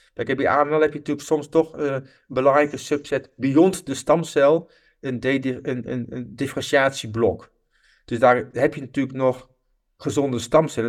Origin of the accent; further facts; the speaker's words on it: Netherlands; als Nederlanders